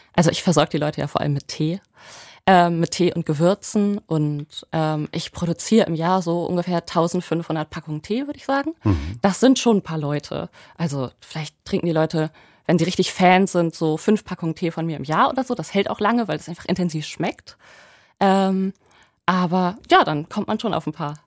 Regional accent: Lower Saxony, Germany; Ich bin ja auf dem Land groß geworden, ungefähr 50 Kilometer nördlich von da, wo ich jetzt bin

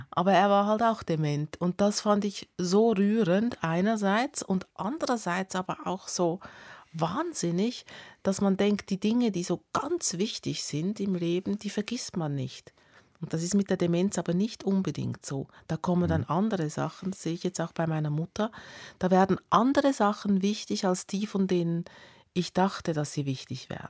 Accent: Italy; vor allem das ähm, Tante Anni, also oder wie ich als Italienerin Zianni.

